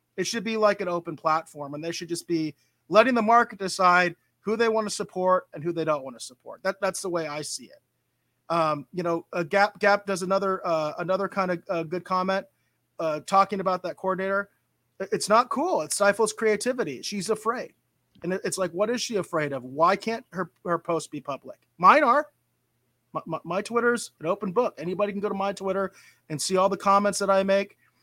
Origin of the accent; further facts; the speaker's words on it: Arizona, United States; we're all from Arizona